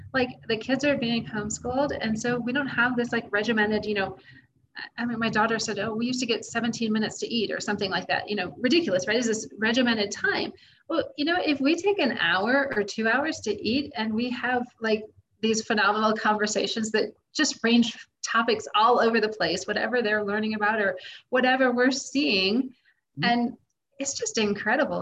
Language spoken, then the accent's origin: English; United States; moved away as an adult; my life as an American living in America.